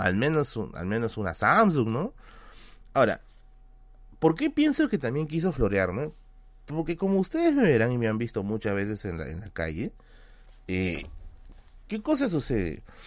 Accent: Lima, Peru; yo soy de Villa El Salvador

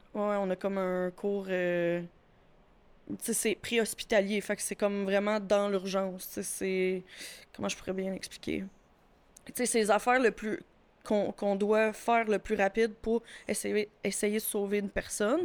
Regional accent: Châteauguay, Quebec, Canada; Je suis originaire de Châteauguay. Mais là, maintenant, j'habite à bois qui est comme à côté

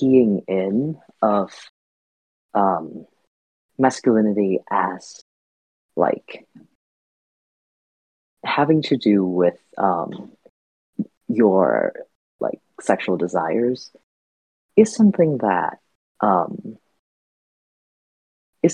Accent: Vietnam; now in United States; I grew up in Vietnam. I've spent most of my like adult years in the US, but my sort of formative years, just in general, were largely spent in Vietnam

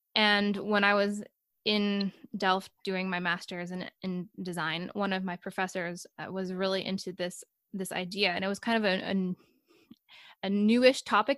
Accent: United States; moved away as an adult; now in Sweden; I'm an American, but I'm actually living in Sweden right now, and I've been there for yeah, let's say four years

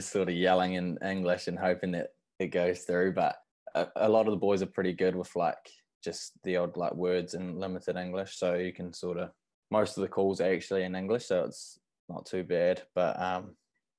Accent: Whanganui, Manawatū-Whanganui, New Zealand; moved away; I grew up in Whanganui

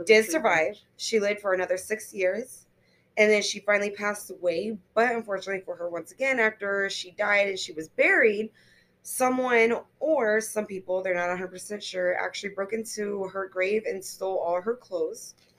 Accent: Florida, United States; born and raised in Florida, and I've never even left the state of Florida

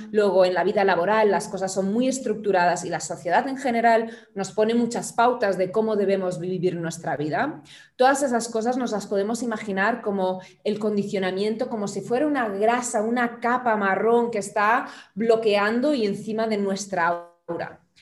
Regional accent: Germany; now in Barcelona, Spain; originalmente soy alemana

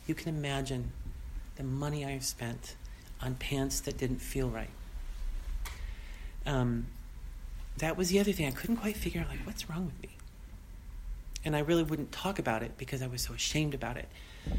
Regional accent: Boston, Massachusetts, United States; You know, I came from Boston, the East Coast.

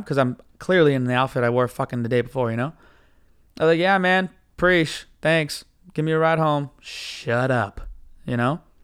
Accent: United States; I'm American

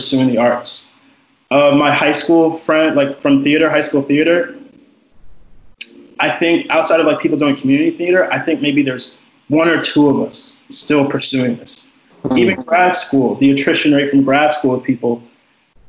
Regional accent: Southern Maryland, United States; And I come from Southern Maryland, which is like, I like to call this the Mississippi of Maryland.

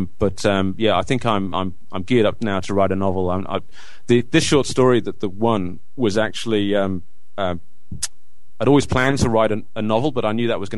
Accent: Orton, North West England, United Kingdom; moved away as an adult; now in Melbourne, Australia; Now I grew up in Orton, which is a little village in Lancashire. But for the past 10 years, I've been living in Melbourne in Australia

